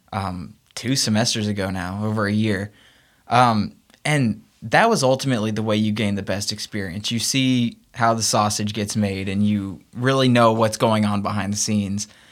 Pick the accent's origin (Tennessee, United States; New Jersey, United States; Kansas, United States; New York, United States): Tennessee, United States; Memphis; moved away; I'd love to get back to Memphis and work for my hometown team, the Memphis Grizzlies